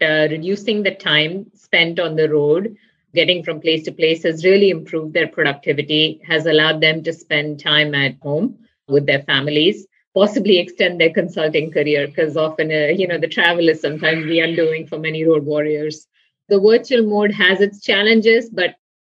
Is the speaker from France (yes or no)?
no; India; moved away as an adult; now in United States; I grew up in India in a family with educators, doctors, and researchers